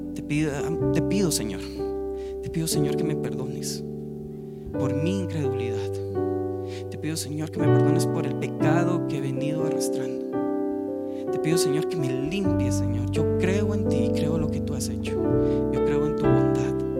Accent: Guatemala; Nosotros los de Guate

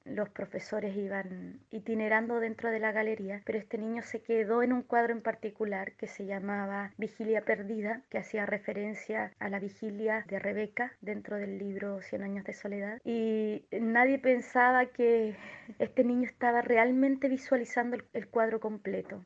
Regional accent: Chile; artista plástica inclusiva, soy chilena

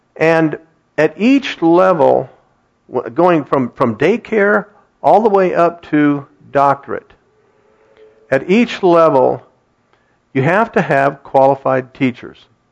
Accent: Kettering, Ohio, United States; Kathy and I grew up in Kettering, and we attended that school system

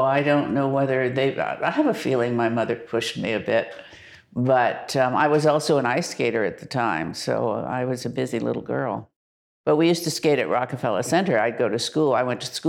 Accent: New York City, New York, United States; now in Los Angeles, United States; I was born in Forest Hills, Long Island, New York

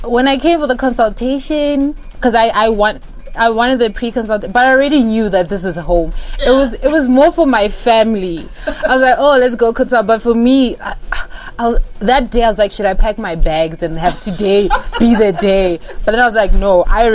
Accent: Pretoria, Gauteng, South Africa; moved away as an adult; also born or lived in California; I'm originally from Mamelodi in Pretoria.

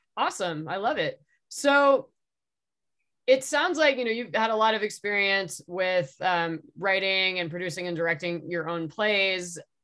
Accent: San Diego, California, United States; I'm from San Diego myself

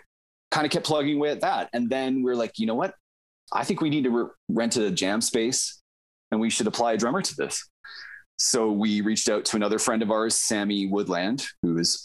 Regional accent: Okotoks, Alberta, Canada; also born or lived in Vancouver / Delta, Manitoba; now in Calgary, Canada; We grew up together in Okotoks.

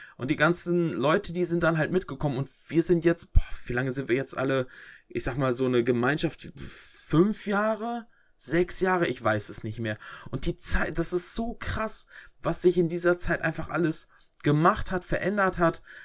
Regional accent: Herford, North Rhine-Westphalia, Germany; mein Ort, wo ich herkomme

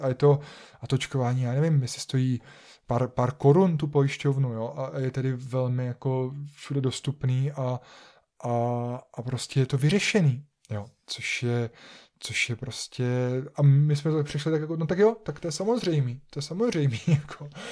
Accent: Czechia; jako Češi, jako obyvatelé České republiky nebo, nebo Slovenské republiky

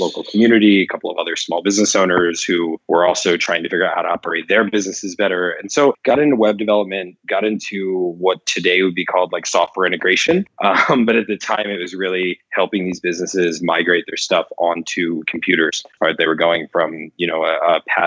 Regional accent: Pleasant Valley, Pennsylvania, United States; I grew up in Pennsylvania in the U.S. in a tiny little town called the Village of Pleasant Valley

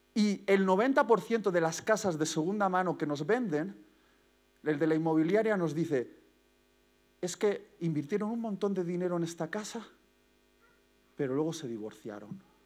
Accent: Basque Country, Spain; como buen vasco

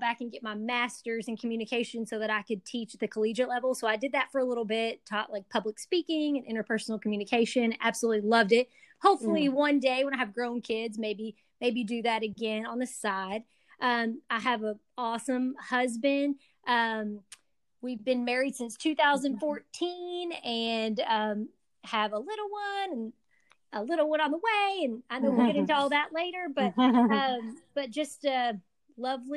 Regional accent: Owensboro, Kentucky, United States; I'm from Owensboro, Kentucky, originally, and grew up a little bit outside of town in a little rural community called Utica

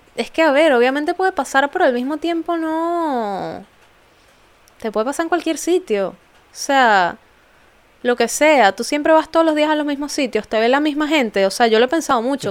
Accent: Venezuela; now in London, United Kingdom; venezolana, viviendo en Londres

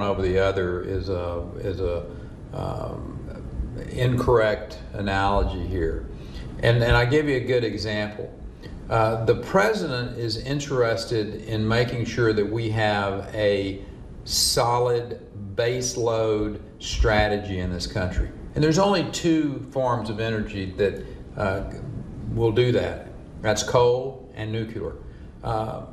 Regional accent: Texas, United States; being a Texan

